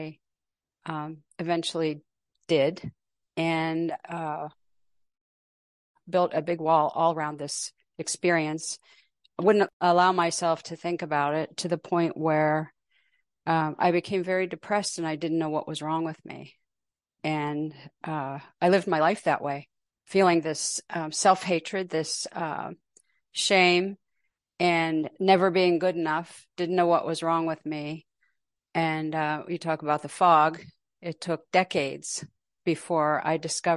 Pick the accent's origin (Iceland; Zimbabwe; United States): United States; Pittsburgh, Pennsylvania; now in Portland, United States; I live in Portland, Oregon. I grew up in Pittsburgh